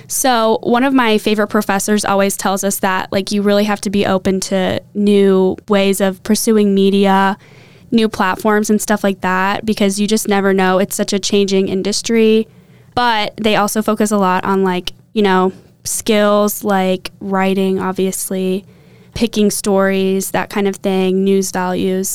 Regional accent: Champaign, Illinois, United States; also born or lived in Sister Bay, Wisconsin / Indianapolis, Indiana; I'm originally from Champaign, Illinois

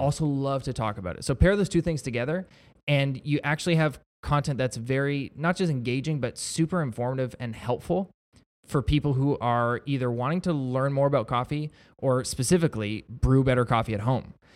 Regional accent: Niagara-on-the-Lake, Ontario, Canada; I was born and raised in Niagara on the Lake, but my wife and I bought a house in Niagara Falls

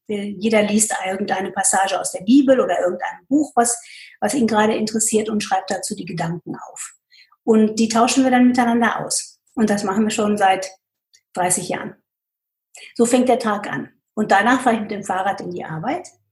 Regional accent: Pakistan; also born or lived in United States / Münster, Germany / Asia; now in Germany; Ich bin in Pakistan groß geworden

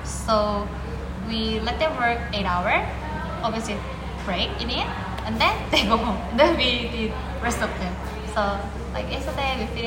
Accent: South Korea; also born or lived in London; I'm uh, from Korea.

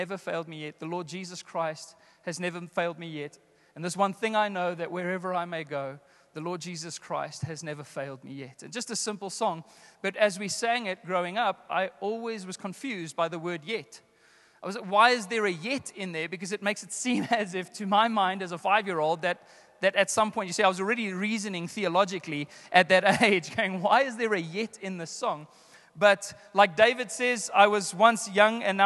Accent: South Africa; I grew up in the Apostolic Faith Mission, the AFM church, the early Pentecostal church in our country. And my grandfather pastored a church here in Joburg

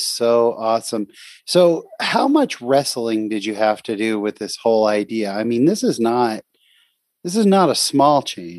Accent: California, United States; with me growing up in California, it was a little different

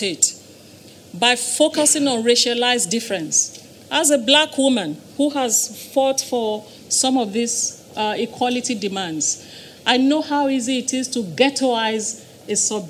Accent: Nigeria; moved away; the era in which I grew up in Nigeria

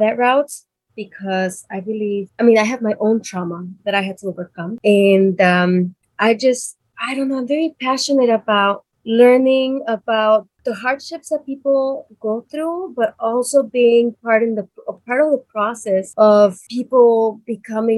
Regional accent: Chicago, Illinois, United States; also born or lived in Mexico; I grew up in Little Village

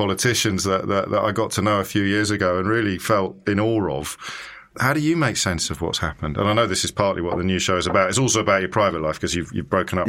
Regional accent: Midlands, United Kingdom; for a kid growing up in the Midlands

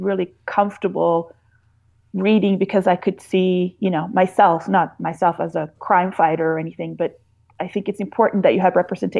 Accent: Sweden; moved away; I grew up in Sweden

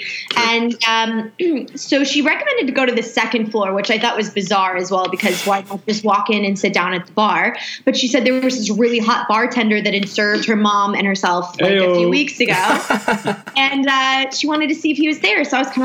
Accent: Midwest, United States; moved away as an adult; also born or lived in New York; I am originally from the Midwest, and after university, I moved out to New York.

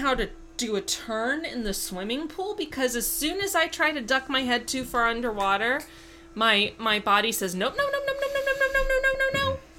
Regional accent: Miami, Florida, United States; it's not in my family's blood, even though we're from Miami.

